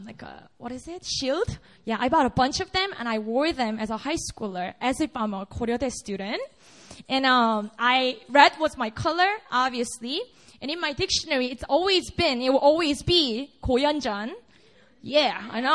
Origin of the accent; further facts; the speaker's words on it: Busan, South Korea; I was born and raised up in Busan. It's a city in the south in Korea.